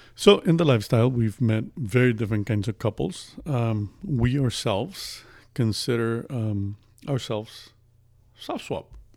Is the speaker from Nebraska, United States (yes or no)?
no; Las Vegas, Nevada, United States; moved away as an adult; now in Midwest, United States; I'm originally from Las Vegas, uh, moved to the Midwest. I've lived there most of my life, moved to the Midwest about a year ago.